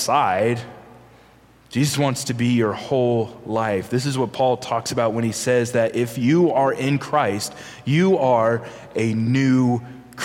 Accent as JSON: {"language": "English", "region": "Virginia", "country": "United States", "said": "I'm from Virginia"}